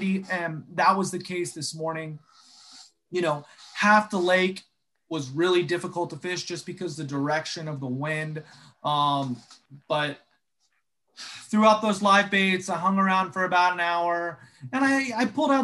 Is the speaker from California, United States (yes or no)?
no; Jacksonville, Florida, United States; now in South Florida, United States; I grew up in Jacksonville